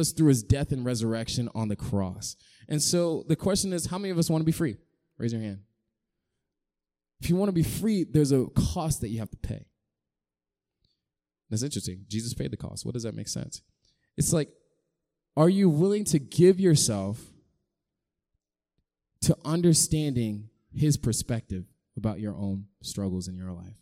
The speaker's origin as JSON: {"language": "English", "town": "Raleigh", "region": "North Carolina", "country": "United States", "moved": "yes", "said": "I'm from North Carolina originally"}